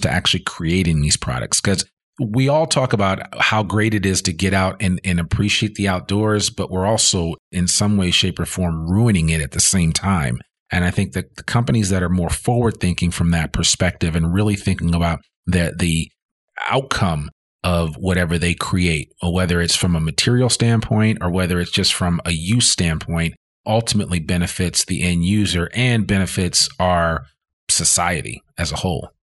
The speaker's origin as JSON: {"language": "English", "region": "Northeast", "country": "United States", "tie": "born or raised there", "also_born_or_lived": "Boston", "moved": "as an adult", "lives_now": "Northwest Arkansas, United States", "said": "growing up in the Northeast"}